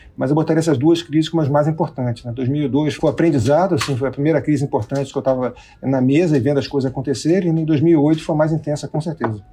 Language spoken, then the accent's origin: Portuguese; Rio de Janeiro, Brazil; Sou carioca também